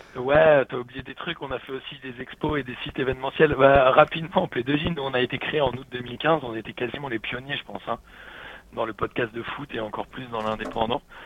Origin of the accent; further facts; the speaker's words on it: Paris, Île-de-France, France; j'ai grandi à Paris